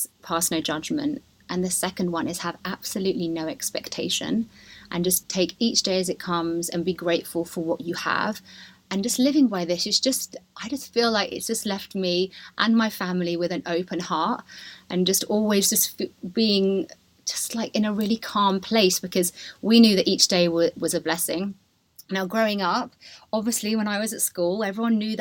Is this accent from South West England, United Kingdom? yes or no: yes; Dorset, South West England, United Kingdom; also born or lived in Tamworth / London; now in Ibiza, Spain; when I was 15 months old, my dad got a promotion and he moved down to Dorset, where I spent my whole of my childhood